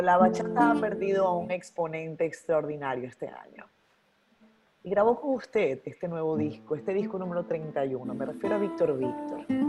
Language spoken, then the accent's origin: Spanish; Venezuela; moved away as an adult; now in Dominican Republic; Yo soy venezolana, con el ah. corazón dominicano ya, después de 10 años